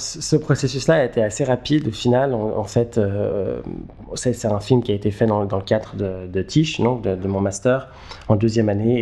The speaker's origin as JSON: {"language": "French", "region": "Geneva", "country": "Switzerland", "tie": "born or raised there", "moved": "as an adult", "lives_now": "New York, United States", "said": "je suis euh, né et j'ai grandi à Genève. j'habite aujourd'hui à New York où je fais du cinéma."}